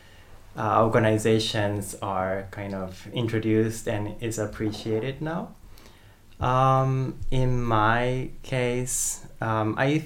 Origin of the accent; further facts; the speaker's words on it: Japan; moved away as an adult; also born or lived in United States; I grew up in Japan, and I lived in Japan until when I was 18.